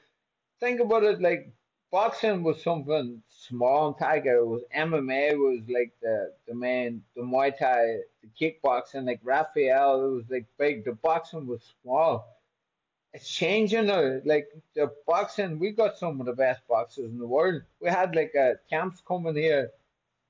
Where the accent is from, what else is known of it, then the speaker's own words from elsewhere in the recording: Buncrana, Ulster, Ireland; moved away as an adult; I'm in a place called Buncrana, County Donegal, in Ireland.